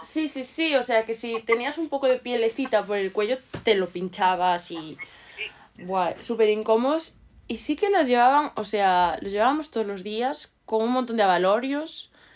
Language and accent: Spanish; Ourense, Galicia, Spain; de donde yo soy, que es Orense, hace mucho frío